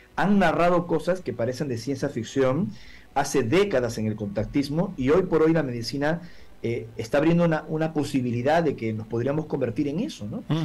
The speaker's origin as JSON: {"language": "Spanish", "country": "Peru", "said": "vengo del Perú"}